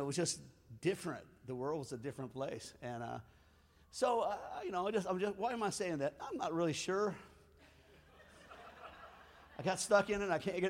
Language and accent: English; Springfield, United States; I came from Springfield, which is all white band